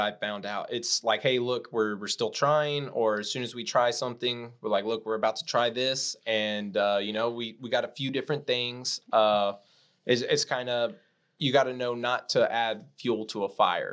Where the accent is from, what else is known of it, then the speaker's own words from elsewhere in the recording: Corpus Christi, Texas, United States; I'm from Corpus Christi, Texas, South